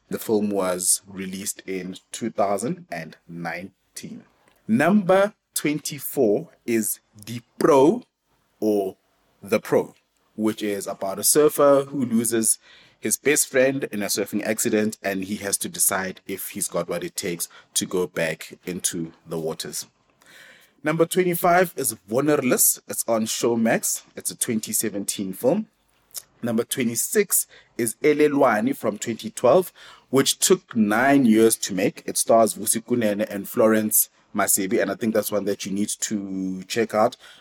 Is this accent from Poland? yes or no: no; South Africa; it helps being South African because if you're South African, chances are you're forced to be multilingual